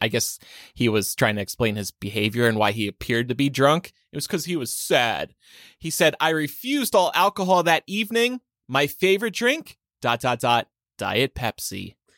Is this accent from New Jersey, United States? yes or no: yes; New Jersey, United States; New Jersey. My home state